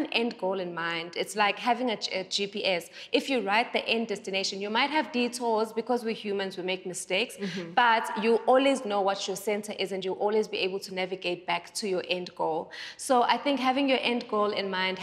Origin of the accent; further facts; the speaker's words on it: Durban, KwaZulu-Natal, South Africa; now in Johannesburg, South Africa; I am from Durban, I am from a small town